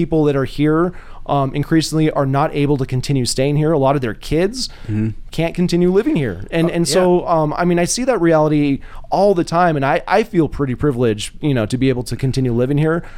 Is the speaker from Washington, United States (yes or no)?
yes; Spokane, Washington, United States; also born or lived in Midwest; now in Missoula, United States; I was born in Spokane and lived in the Midwest for a while